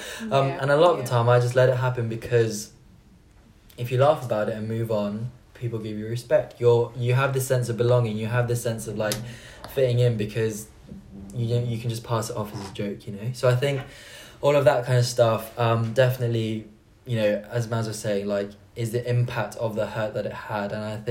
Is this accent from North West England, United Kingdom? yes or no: no; Bristol, South West England, United Kingdom; born there; because I was born in Bristol and I was born here, my parents, they tried so hard, and I'm so thankful for the fact that they tried to keep up my like South Korean side, you know.